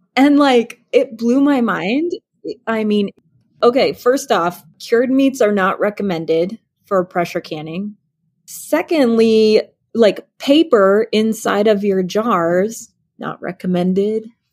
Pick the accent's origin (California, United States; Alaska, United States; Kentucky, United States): Alaska, United States; I grew up in Alaska